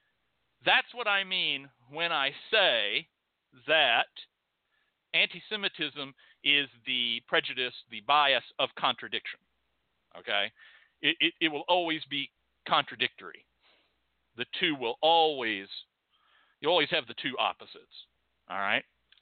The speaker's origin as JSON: {"language": "English", "country": "United States", "said": "I'm an American."}